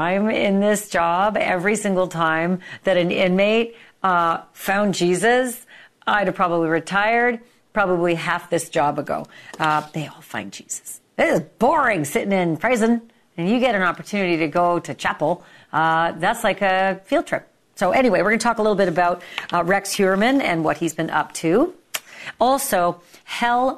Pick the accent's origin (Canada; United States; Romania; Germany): Canada; I'm from Canada